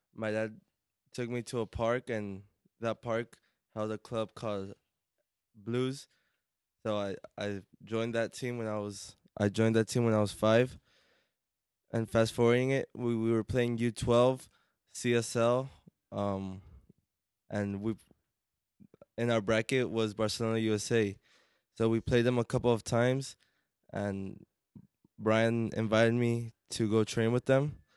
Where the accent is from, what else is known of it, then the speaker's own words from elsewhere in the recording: Corona, California, United States; I'm from Corona